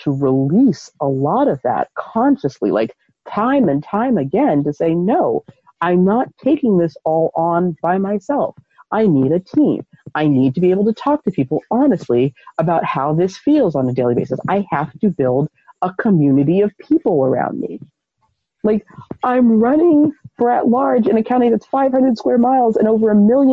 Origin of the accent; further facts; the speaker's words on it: United States; living as an American